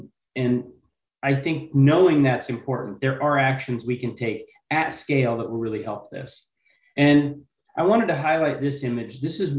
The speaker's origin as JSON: {"language": "English", "region": "Washington", "country": "United States", "said": "as Dan said, I'm from Northeast Washington State, and we've got a pretty unique proposition"}